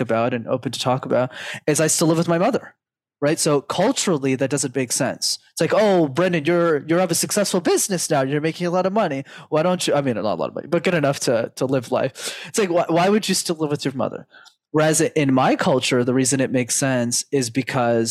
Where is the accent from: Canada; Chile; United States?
Canada; I was born and raised in Canada, first world country.